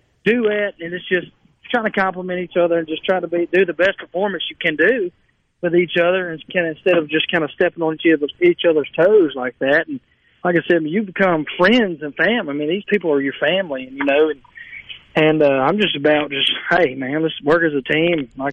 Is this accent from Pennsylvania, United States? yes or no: no; Cleveland, Mississippi, United States; my hometown